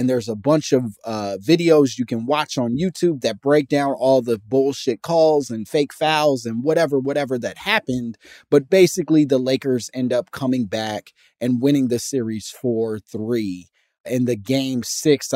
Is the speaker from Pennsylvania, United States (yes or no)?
no; Chicago, Illinois, United States; I'm from Chicago as well